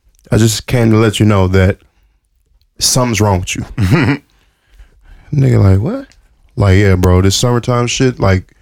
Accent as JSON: {"language": "English", "town": "Detroit", "region": "Michigan", "country": "United States", "said": "I'm from Detroit"}